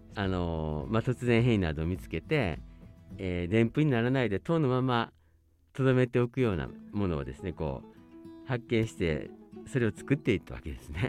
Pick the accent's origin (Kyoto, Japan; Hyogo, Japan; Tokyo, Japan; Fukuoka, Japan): Hyogo, Japan; Kobe; moved away as an adult; now in Hokkaido, Japan; 私はあの兵庫県の神戸市出身でして